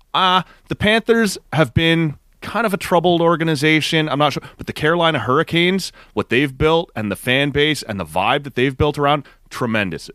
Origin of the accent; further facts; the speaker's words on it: Canada; as a Canadian fan